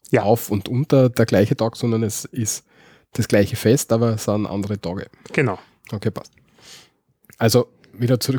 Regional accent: Austria; was man bei uns in Österreich macht.

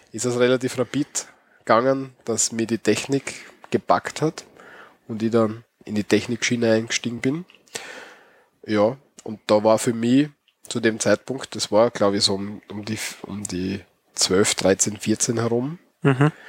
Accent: Austria; aber bei uns, also ich bin immer davon ausgegangen, dass es bei uns in Österreich nicht so ist

